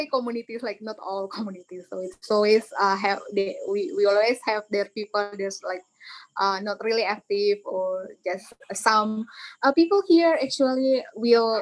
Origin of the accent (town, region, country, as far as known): Nagekeo, Eastern Indonesia, East Nusa Tenggara, Indonesia; born or raised there; English is a second language